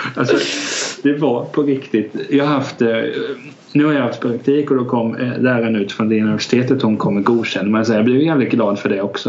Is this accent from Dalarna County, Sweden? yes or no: no; Hultsfred, Kalmar County, Sweden; jag är 26 från Hultsfred